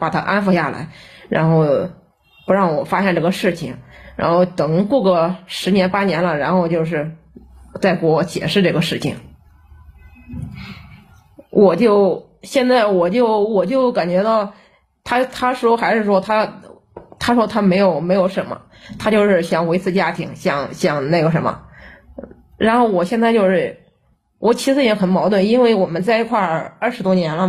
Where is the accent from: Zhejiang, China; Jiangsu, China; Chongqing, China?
Chongqing, China; 我是重庆的。